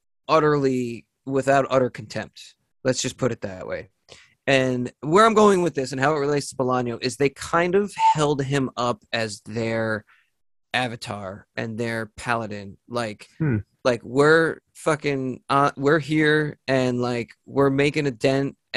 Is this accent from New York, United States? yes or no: yes; New York, United States; I'm from New York.